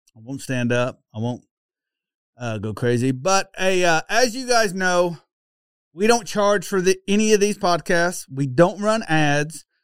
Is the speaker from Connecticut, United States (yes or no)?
no; Oklahoma, United States; accent: Okie; my oaky accent